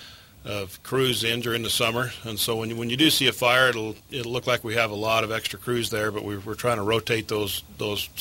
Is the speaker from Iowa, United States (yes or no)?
no; St. George, Utah, United States; also born or lived in Salt Lake City, Utah; I grew up here in St. George. We moved down from Salt Lake back in the 70s and went to school here